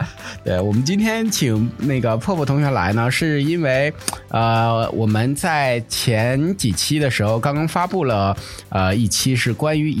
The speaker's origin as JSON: {"language": "Chinese", "region": "Northeast China", "country": "China", "said": "我们东北那边的仪式就显得比较贫乏啊。"}